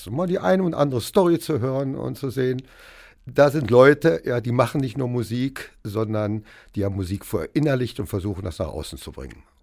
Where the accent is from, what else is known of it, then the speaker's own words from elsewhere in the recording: Hameln, Lower Saxony, Germany; Der kommt aus Hannover und ich komme eben aus Hameln.